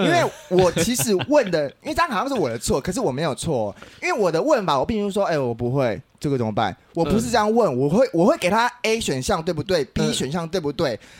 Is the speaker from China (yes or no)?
no; Taiwan; 白痴不知道我是台妹是不是啊？